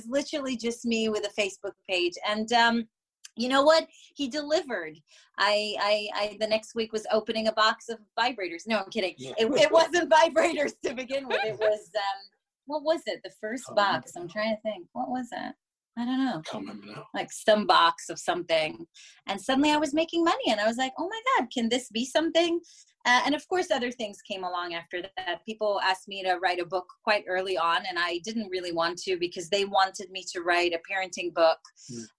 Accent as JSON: {"language": "English", "country": "Israel", "moved": "yes", "said": "I'm originally from Israel"}